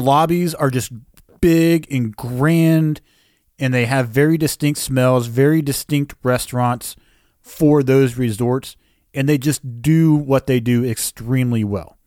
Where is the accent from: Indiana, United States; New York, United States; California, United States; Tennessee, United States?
Tennessee, United States; we come from Tennessee